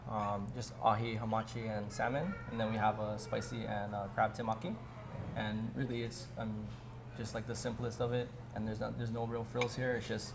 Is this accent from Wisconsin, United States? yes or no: no; Kaneohe, Hawaii, United States; I grew up right in Kaneway, one town over, not a few miles from here. Yeah. So east side.